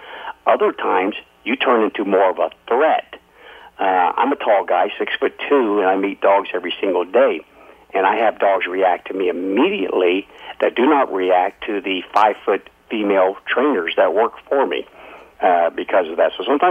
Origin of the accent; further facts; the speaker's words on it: Alaska, United States; I've born and raised in Alaska.